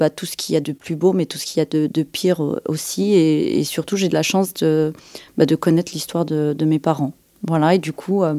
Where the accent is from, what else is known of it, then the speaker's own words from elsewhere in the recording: France; moi je suis née en France